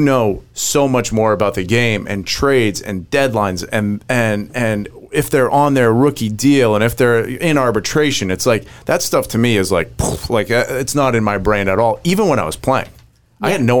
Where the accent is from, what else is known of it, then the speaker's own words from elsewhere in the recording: New England, United States; I'm from New England